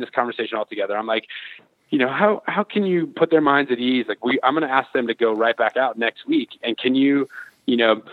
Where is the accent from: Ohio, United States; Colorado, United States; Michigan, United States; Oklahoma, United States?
Colorado, United States; Colorado Springs; I grew up in the Springs